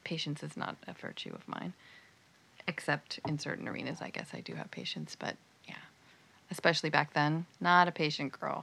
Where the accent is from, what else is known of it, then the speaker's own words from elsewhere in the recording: San Jose, California, United States; I grew up in the South Bay. I grew up in San Jose